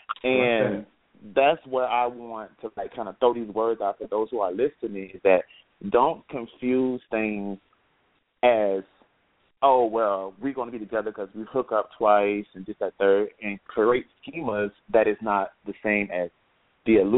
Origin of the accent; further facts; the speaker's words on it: Gainesville, Florida, United States; moved away as an adult; now in Atlanta, United States; I'm from Gainesville, Florida, but I now live in Atlanta. I just moved here today